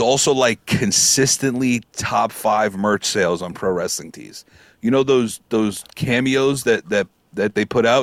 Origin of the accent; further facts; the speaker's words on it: New York, United States; I'm from New York